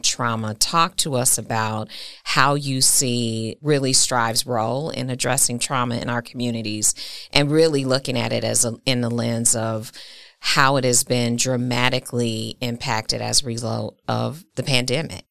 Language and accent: English; Milwaukee, Wisconsin, United States; Milwaukee is my hometown, it's my city